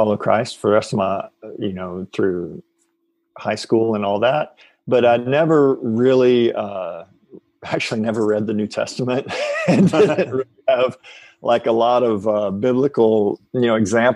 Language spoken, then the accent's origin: English; Alabama, United States; now in Belgium; I grew up in Alabama in the States